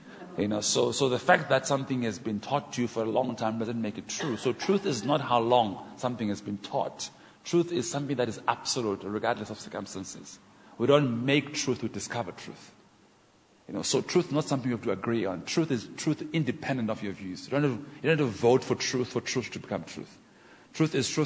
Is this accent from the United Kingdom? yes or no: no; Port Elizabeth, Eastern Cape, South Africa; I'm African from Port Elizabeth